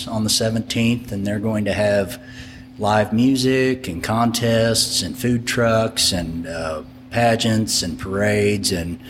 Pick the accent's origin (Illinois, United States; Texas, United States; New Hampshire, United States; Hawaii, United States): Illinois, United States; moved away as an adult; now in Norman, United States; No, I'm originally from Illinois. I've lived in Oklahoma for 17 years.